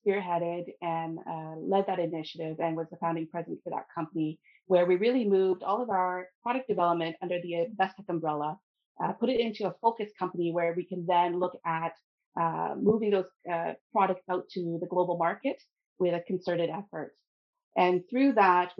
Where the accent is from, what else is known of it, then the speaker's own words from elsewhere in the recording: Ottawa, Ontario, Canada; moved away as an adult; now in Sudbury, Canada; I grew up in the Ottawa area within Canada